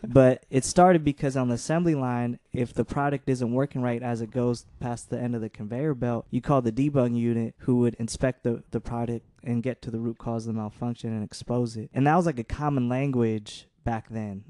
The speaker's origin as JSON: {"language": "English", "town": "San Jose", "region": "California", "country": "United States", "tie": "born or raised there", "also_born_or_lived": "Milwaukee / Detroit", "said": "came here when I was, like, a young kid."}